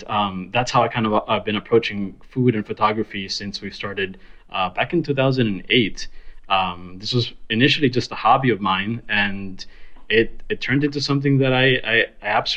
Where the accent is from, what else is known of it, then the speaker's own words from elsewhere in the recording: Miami, Florida, United States; moved away as an adult; now in New York City, United States; We're originally from Miami